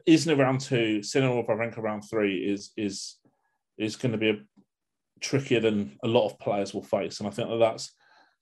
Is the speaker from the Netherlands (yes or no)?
no; United Kingdom; as a Brit